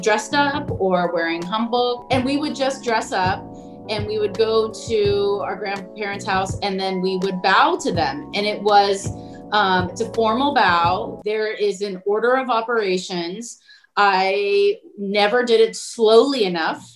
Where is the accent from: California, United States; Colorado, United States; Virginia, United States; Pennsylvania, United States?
California, United States; Southern; being Korean American in Southern California